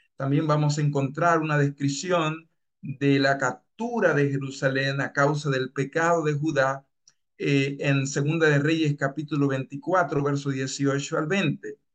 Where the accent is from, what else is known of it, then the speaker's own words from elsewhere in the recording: Dominican Republic; moved away as an adult; also born or lived in Bellingham, Washington, United States; now in Peru; Yo soy de República Dominicana